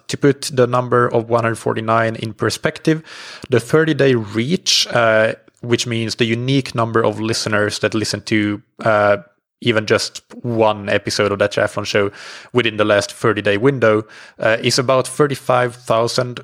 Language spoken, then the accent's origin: English; Finland; now in Portugal; I'm based in, uh, Portugal. I'm from Finland.